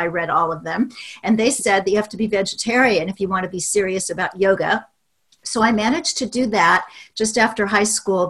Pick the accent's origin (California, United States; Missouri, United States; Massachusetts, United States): Missouri, United States; Kansas City; moved away as an adult; also born or lived in London; I was growing up in Kansas City, Missouri, where at that time we had the nation's second biggest stockyards.